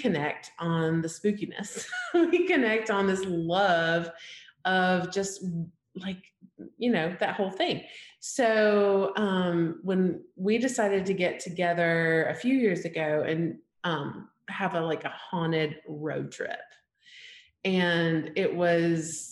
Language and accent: English; Alabama, United States; I grew up in Alabama, small town, like 5,000 people